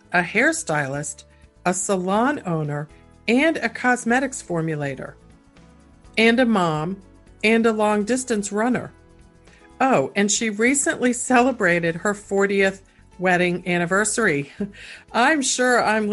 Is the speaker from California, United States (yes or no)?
no; Washington, District of Columbia, United States; I grew up in Washington, D.C.